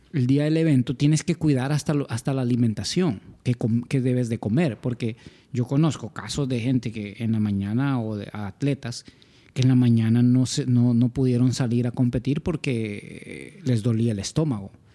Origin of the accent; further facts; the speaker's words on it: San Pedro Sula, Cortés, Honduras; somos de San Pedro Sula.